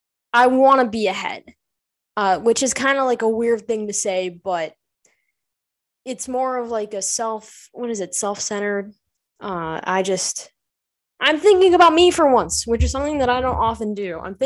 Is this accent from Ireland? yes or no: yes; Ireland; it's okay because I'm Irish. So you can't judge me. Irish people like to swear.